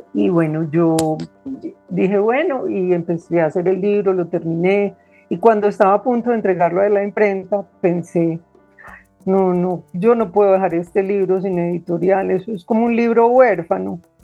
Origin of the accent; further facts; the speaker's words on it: Medellín, Antioquia, Colombia; also born or lived in Cúcuta / Bogotá; Yo nací en Cúcuta, pero, mm, desde muy pequeñita mis padres, pues, se mudaron a Medellín y he vivido aquí gran parte de mi vida